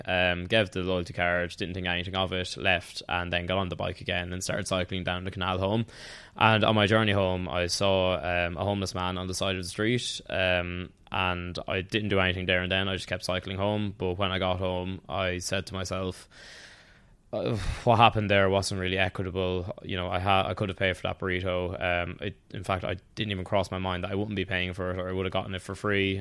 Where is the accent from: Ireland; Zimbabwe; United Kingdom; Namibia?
Ireland; Tullamore, Leinster; moved away as an adult; now in Dublin, Ireland; I'm from County Offaly, um, from Tullamore more specifically. Uh, lived there until I was eighteen, then moved up to Dublin